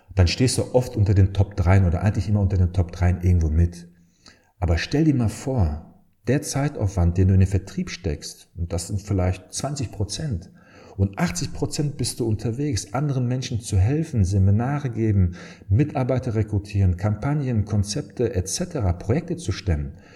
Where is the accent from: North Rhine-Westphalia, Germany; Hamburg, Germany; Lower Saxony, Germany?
North Rhine-Westphalia, Germany; Dortmund; moved away as an adult; now in Aachen, Germany; bin gebürtiger Dortmunder. Daher, wenn man mich nach der Heimat fragt, ich komme aus Dortmund, äh, aus dem Dortmunder Süden, aus Dortmund-Hörde